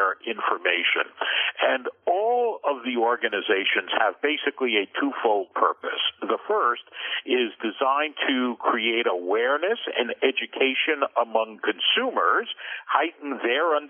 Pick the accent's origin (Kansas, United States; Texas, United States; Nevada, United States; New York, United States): New York, United States; New York City; New York City kid, grew up in Queens, went to high school in Manhattan and college in Brooklyn